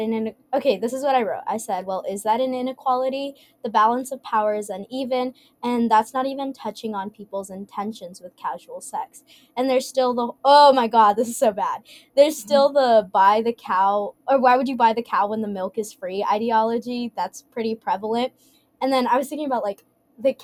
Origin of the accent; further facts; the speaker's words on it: Dallas, Texas, United States; I'm from Dallas